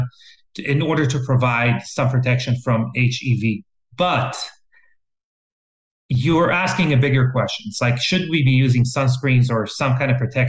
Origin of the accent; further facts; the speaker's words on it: Israel; moved away; I'm from Israel originally. And when I was growing up, when we were going on field trips to the Dead Sea